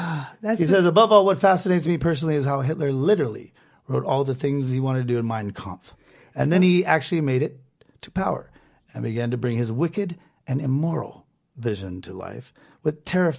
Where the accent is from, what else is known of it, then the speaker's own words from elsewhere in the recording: United States; We're American.